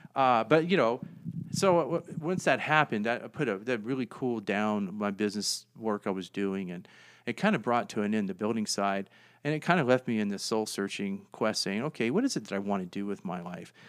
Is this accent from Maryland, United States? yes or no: no; Virginia, United States; moved away as an adult; now in Fort Collins, United States; I'm from Virginia.